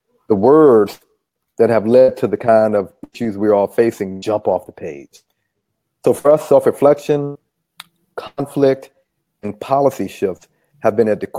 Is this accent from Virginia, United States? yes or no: yes; Charlottesville, Virginia, United States; moved away as an adult; I'm from Charlottesville, Virginia, and I grew up there